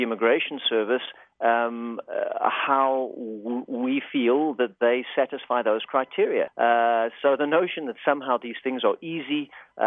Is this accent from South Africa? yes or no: yes; South Africa; moved away as an adult; now in Los Angeles, United States; I actually grew up in South Africa, and I came to the States as a sort of accidental immigrant